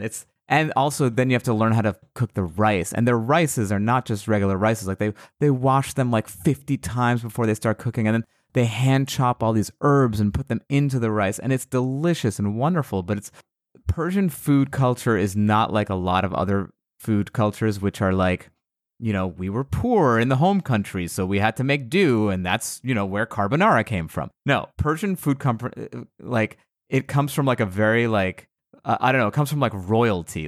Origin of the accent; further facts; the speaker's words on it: United States; I was born in America, but my my family is all from Iran